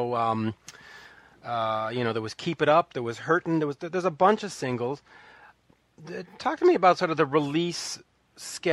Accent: Montreal, Quebec, Canada; growing up in Montreal

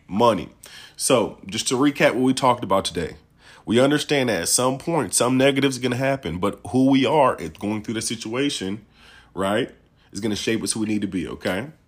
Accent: Peoria, Illinois, United States; I'm from Peoria, Illinois

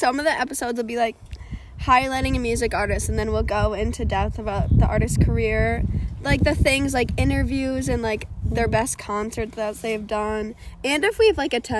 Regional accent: Madison, Wisconsin, United States; I grew up in Madison, and I still live in Madison

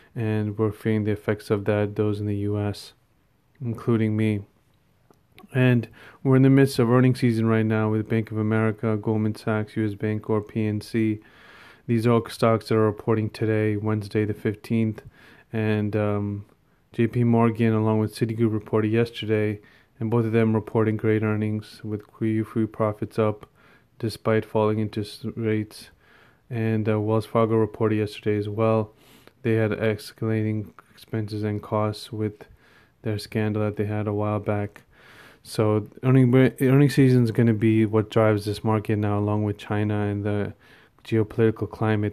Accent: India; me being an Indian

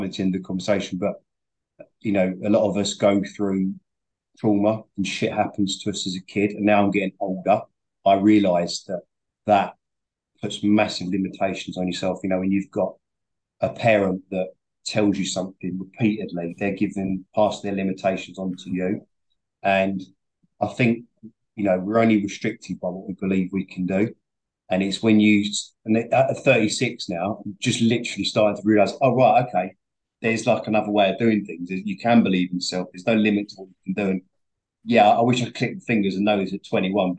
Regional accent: London, United Kingdom; moved away as an adult; also born or lived in Tottenham; now in Essex, United Kingdom; I'm from Northeast London

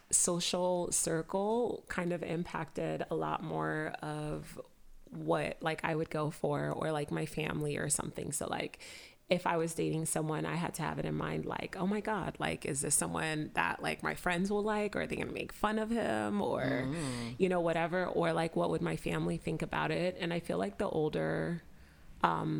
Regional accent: Miami, Florida, United States; moved away as an adult; I grew up in Miami

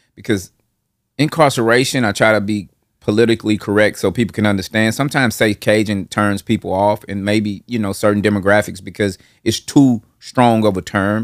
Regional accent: Nashville, Tennessee, United States; from that Nolansville, Hardin Place area to, uh, Northeast Nashville, Parkwood Estates. And from, like, five, six, all the way up to eighteen, that was where I lived

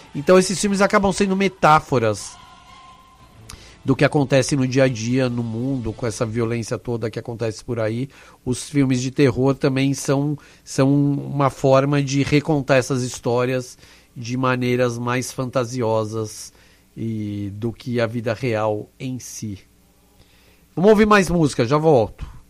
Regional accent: Brazil; eu sou do Brasil

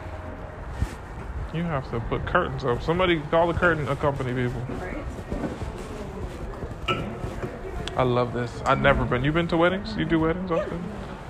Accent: Miami, Florida, United States; moved away as an adult; now in Atlanta, United States; I'm from Miami

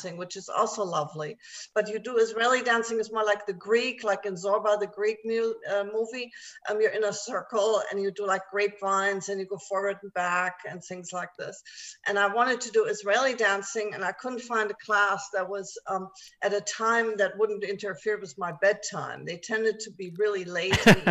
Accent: Germany; English is a second language; moved away; also born or lived in Japan; I was born and raised in Germany, and I do still speak German, and then, of course, English

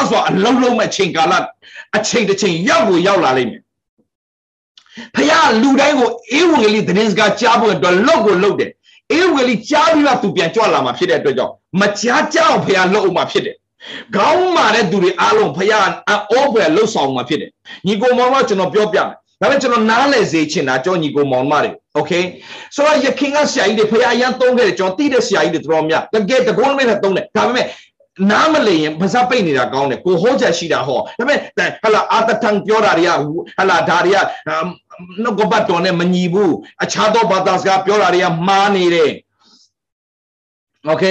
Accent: Myanmar; born or raised there

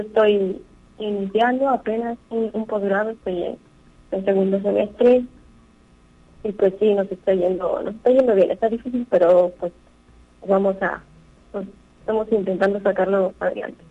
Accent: Tamazunchale, San Luis Potosí, Mexico; soy de Tamazunchale, aquí en el centro

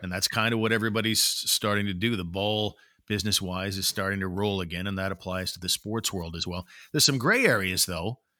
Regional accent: Ottawa, Ontario, Canada; I've spent my whole life here. I'm an Ottawa guy

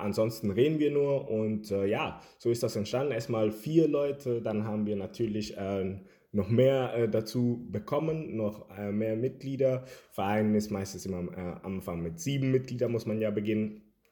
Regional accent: Germany; also born or lived in Havana, Cuba; weil ich aus Kuba komme und ja, lebe seit einigen Jahren hier in Deutschland und ja, äh, hier aufgewachsen

